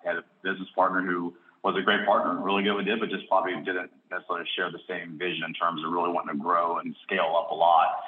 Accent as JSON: {"language": "English", "town": "Cincinnati", "region": "Ohio", "country": "United States", "tie": "born or raised there", "moved": "as an adult", "lives_now": "Charlotte, United States", "said": "I grew up in Cincinnati, Ohio area"}